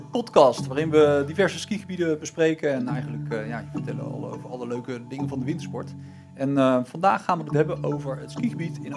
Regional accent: Germany; Jij bent ja, niet de Duitser. ik ben een Duitser, maar ja.

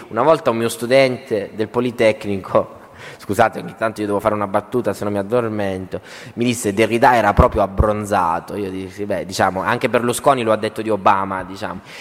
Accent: Southern Italy, Italy; moved away; also born or lived in Turin; sono terrone, gesticolo

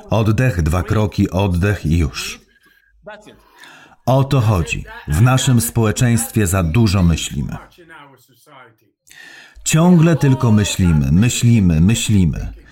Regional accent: Netherlands; Polish is a second language; now in Poland; Pochodzę z Holandii, a w Holandii, Niemczech, Francji i tak dalej jest tyle konsumpcjonizmu.

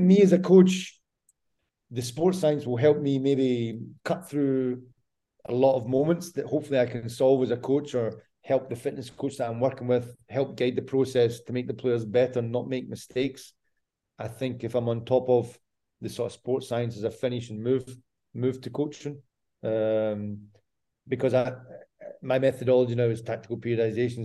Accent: Scotland, United Kingdom; now in Croatia; I'm Scottish.

